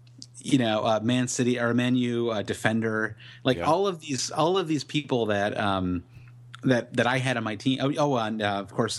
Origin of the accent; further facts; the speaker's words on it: United States; As an American